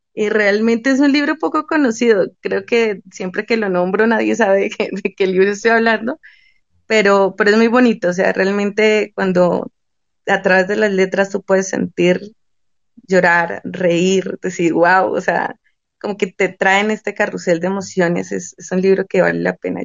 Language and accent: Spanish; Boyacá, Colombia; la región de donde yo soy, yo soy boyacense, soy colombiana